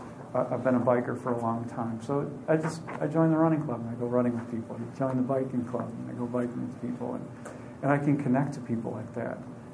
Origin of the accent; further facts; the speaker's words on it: Aiken, South Carolina, United States; I'm not from Wisconsin. I'm from Aiken. I'm from South Carolina.